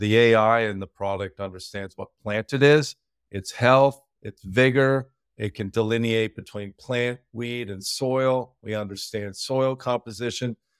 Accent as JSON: {"language": "English", "country": "Peru", "tie": "born or raised there", "moved": "yes", "said": "I grew up in South America, Peru"}